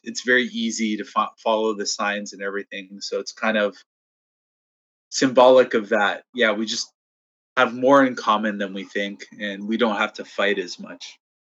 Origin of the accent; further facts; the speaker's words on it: Toronto, Ontario, Canada; I'm from Toronto, so I love my city